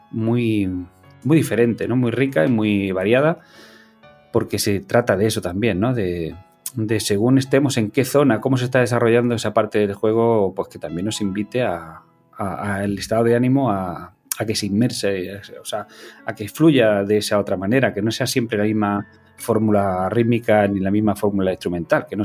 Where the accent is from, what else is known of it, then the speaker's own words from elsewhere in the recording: Cúllar, Andalusia, Spain; yo soy andaluz, o sea, yo no lo puedo evitar, yo soy de Granada, yo soy de un pueblo que se llama Cullar, al norte de la provincia de Granada